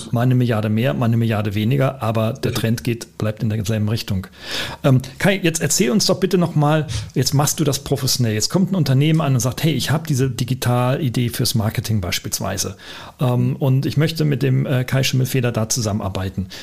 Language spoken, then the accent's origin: German; Germany; wir kommen beide aus Deutschland